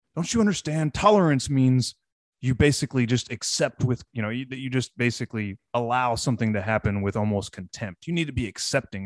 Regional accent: Texas, United States; as a Texan

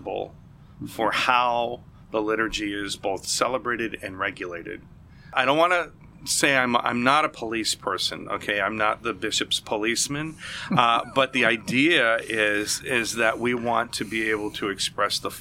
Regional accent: Springfield, Massachusetts, United States; moved away; I'm originally from Springfield, Massachusetts, where I started playing in church around the time, I believe I was 13 years old

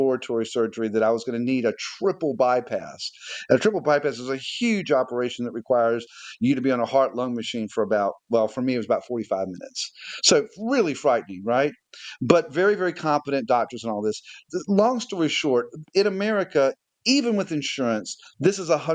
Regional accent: United States; moved away as an adult; also born or lived in England; now in Netherlands; as an American English person here, because my dad's English

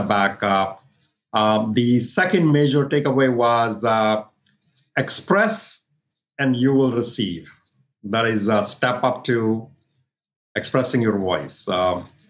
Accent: Delhi, India; moved away as an adult; also born or lived in New Orleans, United States; now in Northern Virginia, United States; I was in Delhi living with my parents, doing my master's.

